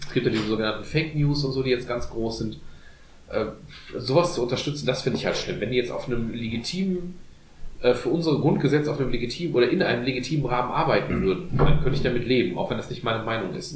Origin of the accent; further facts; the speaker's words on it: Germany; wir sind als Deutsche